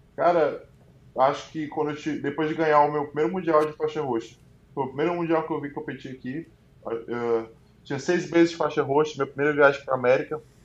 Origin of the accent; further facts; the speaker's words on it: Fortaleza, Ceará, Brazil; moved away as an adult; eu sou de Fortaleza